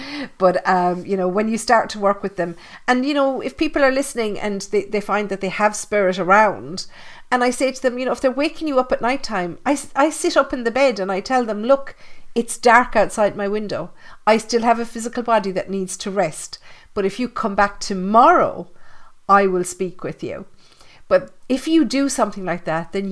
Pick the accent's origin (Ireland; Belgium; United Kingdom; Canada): Ireland; I grew up in Catholic Ireland, you know, 13 years in convent school with the nuns.